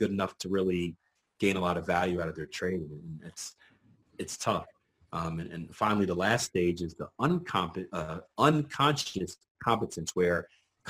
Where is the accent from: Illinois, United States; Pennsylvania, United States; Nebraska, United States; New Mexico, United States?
Pennsylvania, United States; Philadelphia; I'm from Philadelphia, PA